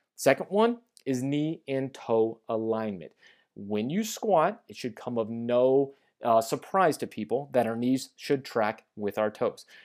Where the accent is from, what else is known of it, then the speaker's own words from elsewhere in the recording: St. Louis, Missouri, United States; also born or lived in Kansas City; I have moved from Kansas City back to my hometown of Saint Louis